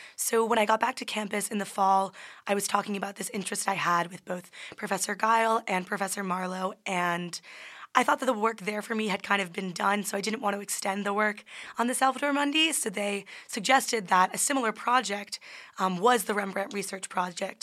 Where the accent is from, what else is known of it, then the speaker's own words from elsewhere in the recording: New Jersey, United States; I'm from New Jersey